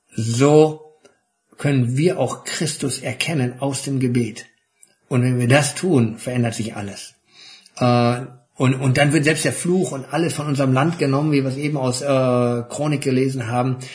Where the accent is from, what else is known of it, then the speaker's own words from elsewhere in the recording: Germany; wir als Deutsche